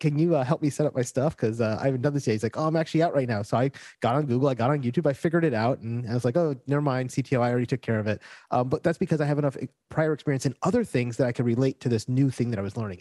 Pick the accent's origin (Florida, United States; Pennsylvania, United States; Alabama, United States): Florida, United States; moved away as an adult; now in Puerto Rico; I was gro-, born and raised in Florida, so I was used to very flat, hot places. And when I moved to Puerto Rico